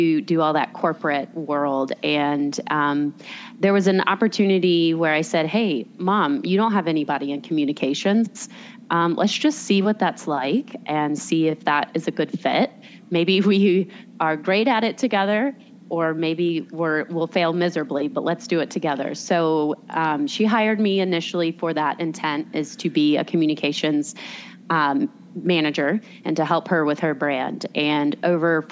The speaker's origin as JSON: {"language": "English", "town": "Raleigh", "region": "North Carolina", "country": "United States", "tie": "born or raised there", "said": "I was born and raised in Raleigh"}